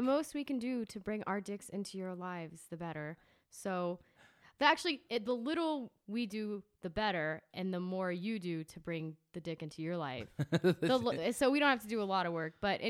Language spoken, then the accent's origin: English; St. Cloud, Florida, United States; also born or lived in New York / Athens, Georgia; I'm from St. Cloud, Florida, a place you probably never heard of.